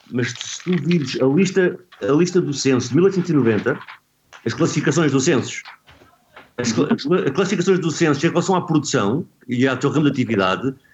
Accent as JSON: {"language": "Portuguese", "region": "Lisbon", "country": "Portugal", "tie": "born or raised there", "said": "Eu já cresci no Pátio Padeiro. O Pátio Padeiro já não existe, mas é agora onde é para o Conceiro, não é?"}